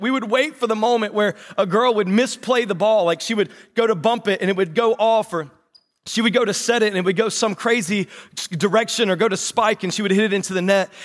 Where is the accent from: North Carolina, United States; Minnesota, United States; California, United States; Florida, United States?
North Carolina, United States; accent: North Carolina; That was my North Carolina accent